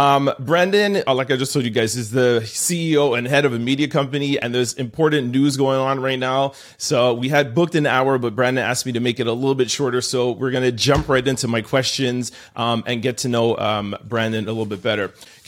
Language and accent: English; Jamaica; And it literally, as a Jamaican, it made us feel proud and it made us feel like there's somebody representing us.